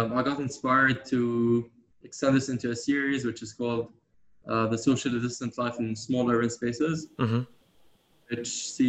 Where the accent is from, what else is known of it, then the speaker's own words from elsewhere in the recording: Amman, Amman Governorate, Jordan; moved away as an adult; also born or lived in London, United Kingdom; now in New York, United States; I grew up in Amman, Jordan.